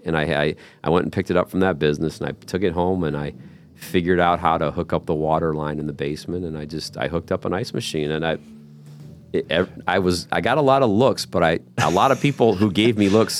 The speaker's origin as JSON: {"language": "English", "town": "Monroe", "region": "Michigan", "country": "United States", "tie": "born or raised there", "said": "So I grew up in Monroe, a town called Monroe, Michigan, and from our house, you had to drive down this one particular road to go into the city every time."}